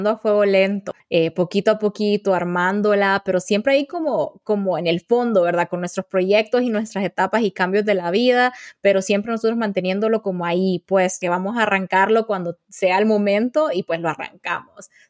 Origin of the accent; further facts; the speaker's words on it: Honduras; moved away as an adult; now in United States; soy una mujer hondureña tengo 28 años recién cumplidos, estoy casada, soy la hermana mayor de cuatro hermanos y actualmente estoy estudiando, trabajando y viviendo en los Estados Unidos.